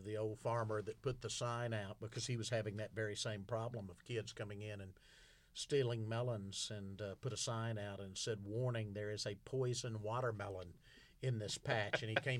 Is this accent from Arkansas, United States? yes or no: yes; Arkadelphia, Arkansas, United States; I'm from Southwest Arkansas.